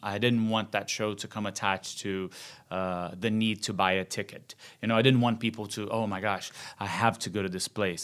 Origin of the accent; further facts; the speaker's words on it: Rio de Janeiro, Brazil; moved away; Born and raised in Rio